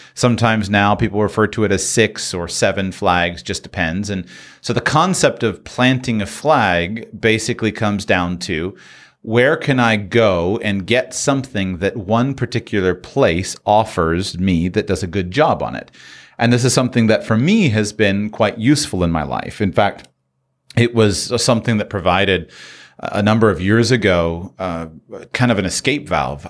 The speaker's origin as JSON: {"language": "English", "country": "United States", "moved": "yes", "said": "I'm from the United States."}